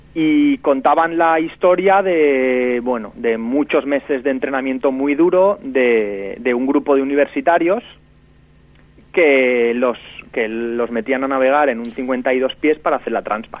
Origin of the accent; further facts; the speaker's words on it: Valencia, Valencian Community, Spain; aquí en mi ciudad, en Valencia